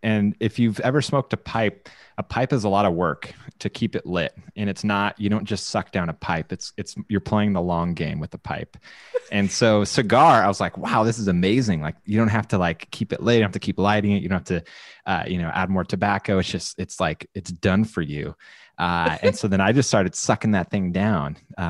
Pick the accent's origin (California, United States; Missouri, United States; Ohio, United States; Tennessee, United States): California, United States; Orange County, Southern; also born or lived in Texas; I at the time was living in Texas, lived there for 4 years, even though I grew up here in Southern California. And I heard that all of these Divi people that I've been interacting with in Facebook groups were all going to WordCamp Orange County, where I was from.